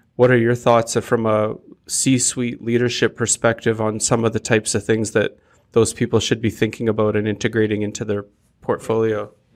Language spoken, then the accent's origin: English; Canada; as Canadians because like when we say we're from Canada or I am Canadian